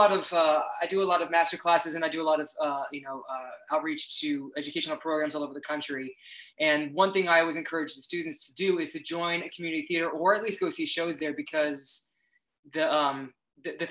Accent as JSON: {"language": "English", "town": "Tampa", "region": "Florida", "country": "United States", "tie": "born or raised there", "said": "I grew up in Florida. I grew up in Tampa Bay area in Florida"}